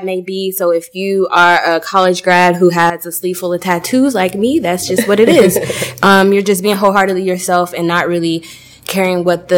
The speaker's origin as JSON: {"language": "English", "town": "Cornelia", "region": "Georgia", "country": "United States", "said": "I come from Cornelia, Georgia, which is a small town"}